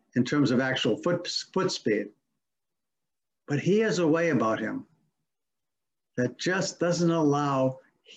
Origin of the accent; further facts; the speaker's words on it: Massachusetts, United States; now in Simsbury, United States; When I was a young kid growing up in Massachusetts